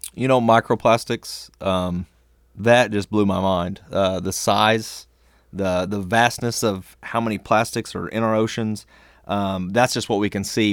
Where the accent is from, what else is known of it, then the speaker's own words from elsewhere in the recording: the Ozarks, United States; growing up in the Ozarks